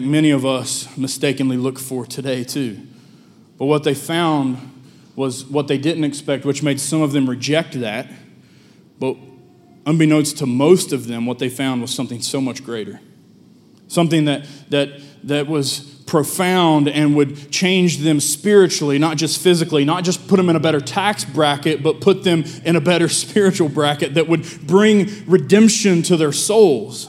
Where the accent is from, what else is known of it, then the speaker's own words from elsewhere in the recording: United States; I'm from Lincoln County